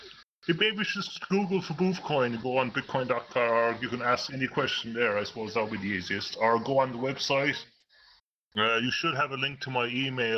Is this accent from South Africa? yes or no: no; United Kingdom; accent: UK-ish; from the UK.